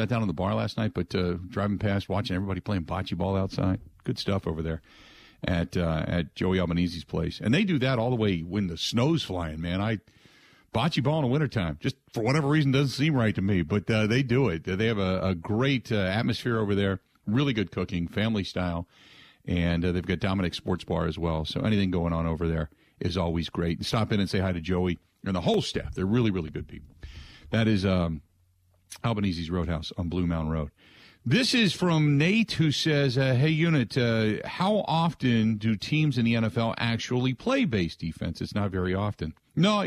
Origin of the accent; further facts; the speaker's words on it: Cincinnati, Ohio, United States; moved away as an adult; now in Wisconsin, United States; when I was living in growing up in Cincinnati